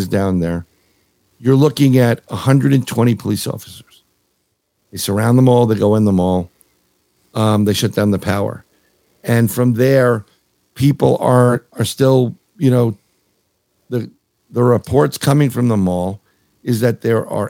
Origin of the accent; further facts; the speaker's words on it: New York City, New York, United States; now in Florida, United States; I grew up in New York City